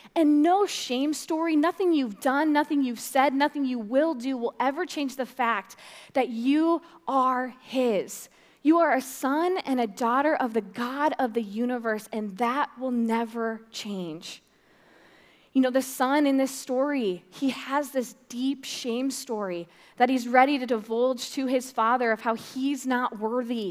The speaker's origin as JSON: {"language": "English", "town": "Fort Dodge", "region": "Iowa", "country": "United States", "said": "I'm from Fort Dodge"}